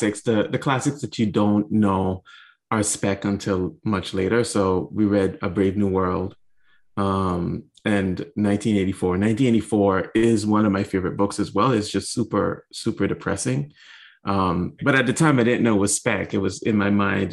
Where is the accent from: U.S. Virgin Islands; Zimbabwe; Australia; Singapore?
U.S. Virgin Islands; I grew up in the Virgin Islands, St. Thomas to be specific